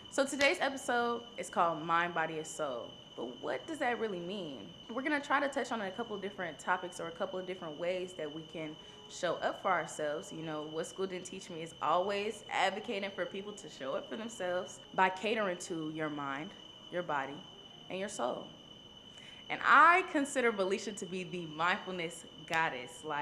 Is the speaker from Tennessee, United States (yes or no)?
yes; Memphis, Tennessee, United States; moved away as an adult; also born or lived in New Orleans, Louisiana; I'm from Memphis. Mm-hmm. So I left Memphis, came to New Orleans for college.